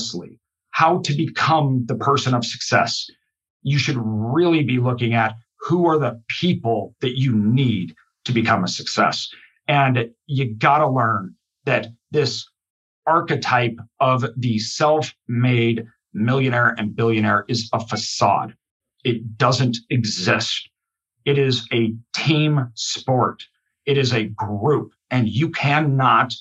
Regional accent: Idaho, United States; I'm from Idaho. The vast majority of our state is wilderness.

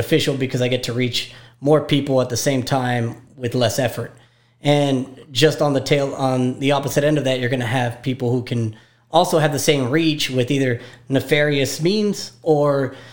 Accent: McAllen, Texas, United States; also born or lived in Baltimore, Maryland / Austin, Texas; I was born in Baltimore, but I was born in 1980, and my father moved here in 1982. So basically consider myself a McAllen native. Went to school here

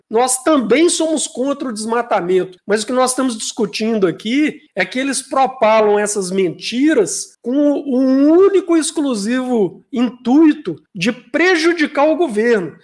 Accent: Brazil; sou brasileiro

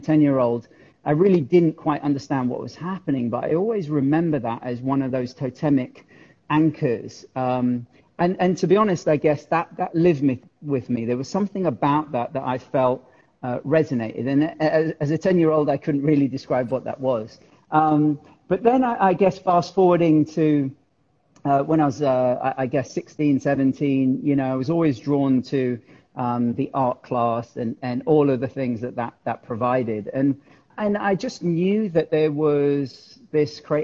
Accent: London, United Kingdom; also born or lived in Gujarat, India; I was actually born in India, in Gujarat, but my folks moved to the UK when I was two. So essentially I've spent all my life in the UK. I grew up in South London and then North London. So I genuinely am a Londoner

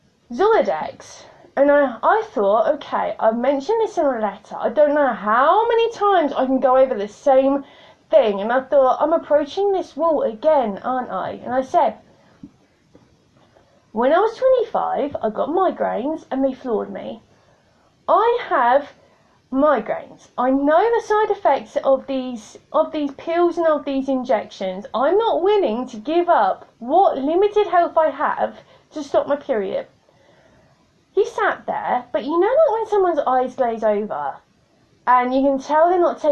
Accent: United Kingdom; I'm British

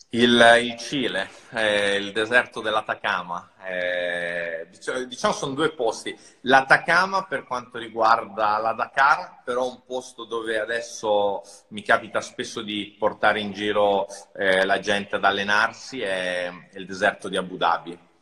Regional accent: Rome, Lazio, Italy; sono cresciuto a Roma, eh, in centro a Roma in un appartamento minuscolo

